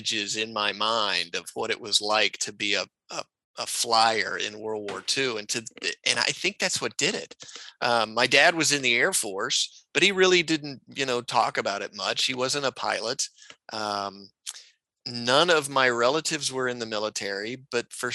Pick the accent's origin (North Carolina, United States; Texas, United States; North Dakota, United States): Texas, United States; Austin; I grew up in Austin, Texas